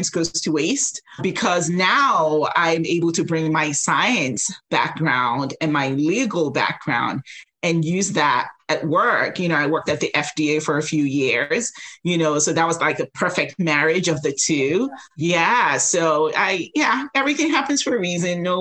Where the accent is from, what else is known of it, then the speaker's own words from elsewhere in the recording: United States; you know, I'm Nigerian American. And so growing up, it was like, you're either a doctor or, you know, an engineer.